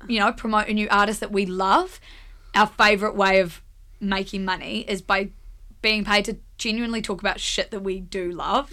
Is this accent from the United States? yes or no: no; Blenheim, Marlborough, New Zealand; moved away as an adult; also born or lived in Wellington; We're all from Blenheim